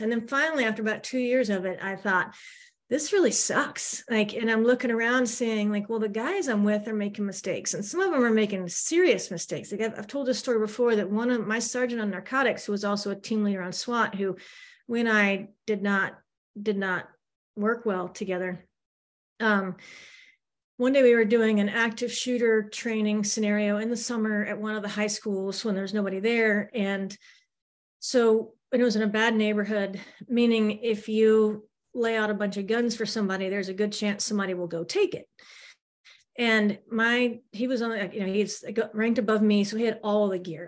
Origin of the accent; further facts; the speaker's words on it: the South, United States; also born or lived in Manhattan, New York / North Central Florida; we're from the South, that's where our family is